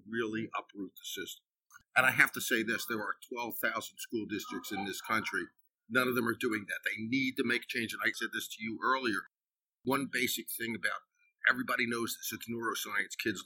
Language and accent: English; Philadelphia, Pennsylvania, United States; Here in Philly, my hometown